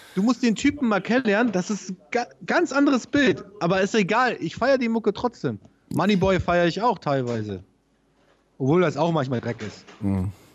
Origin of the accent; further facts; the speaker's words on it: Travemünde, Schleswig-Holstein, Germany; Bei uns in Tramünde